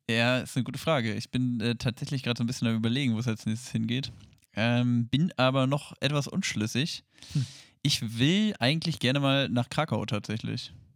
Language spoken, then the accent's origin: German; Hanover, Lower Saxony, Germany; bei uns in Hannover